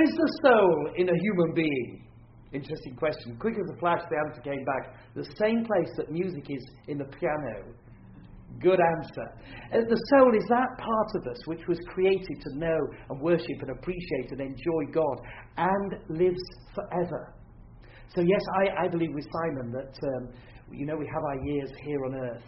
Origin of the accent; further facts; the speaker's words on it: Yorkshire and the Humber, United Kingdom; I am a Yorkshireman